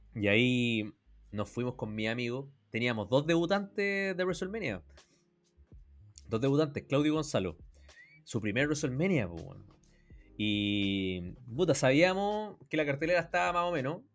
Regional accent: Chile; le conté que venía de Chile

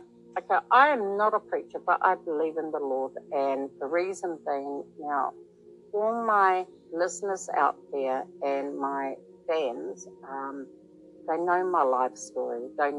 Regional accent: New Zealand; I am from New Zealand. I'm broadcasting from New Zealand.

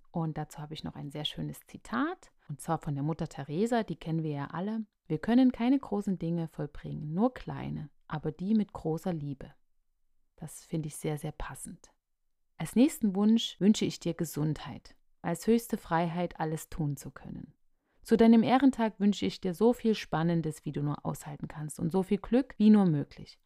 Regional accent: Radebeul, Saxony, Germany; ich komme aus dem Osten, ganz genau komme ich aus Radebeul in der Nähe von Dresden und hier bin ich groß geworden

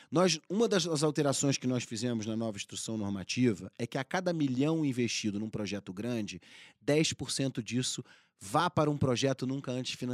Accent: Rio de Janeiro, Brazil; also born or lived in Mato Grosso / Rio Grande do Sul / Paraná / Itu; Eu, eu sou carioca, né? Eu, eu cresci no Rio de Janeiro, mas eu sou filho de piloto agrícola.

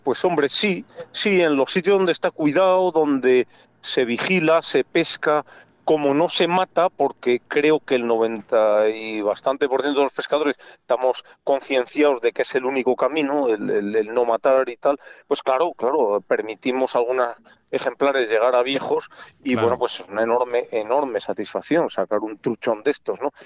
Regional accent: Castile and León, Spain; como español que soy castellano, castellano leonés

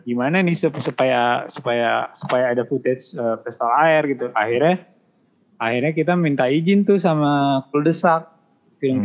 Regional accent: Bogor, West Java, Indonesia; gue orang Bogor

